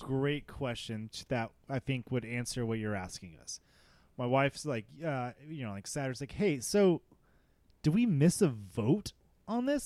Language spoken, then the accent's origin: English; Texas, United States; also born or lived in California; I was born in California, but I've lived in Texas since I was seven